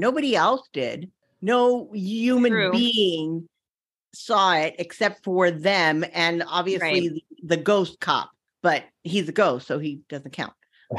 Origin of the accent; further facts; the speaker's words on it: Naples, Florida, United States; I'm originally from Naples, Florida, and there's a big old pier that goes out. And I spent a lot of time on that pier as a kid.